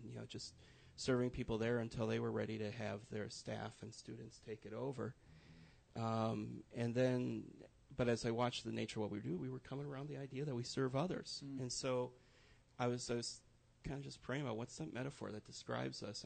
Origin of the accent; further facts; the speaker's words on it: Wisconsin, United States; moved away as an adult; also born or lived in Minneapolis-St. Paul, Minnesota; now in Central Indiana, United States; I grew up in Wisconsin, spent 20 years there